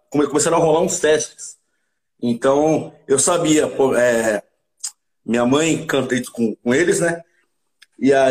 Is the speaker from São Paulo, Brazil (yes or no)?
yes; Santo André, São Paulo, Brazil; Sou de Santo André. Santo André. André é, bairro, bairro de Camilópolis, um, um, praticamente um quarteirão de onde, de onde o … cresceu